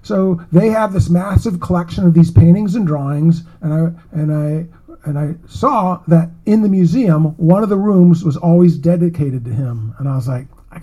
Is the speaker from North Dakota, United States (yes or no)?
no; Davenport, Iowa, United States; my crappy hometown I grew up in Davenport, Iowa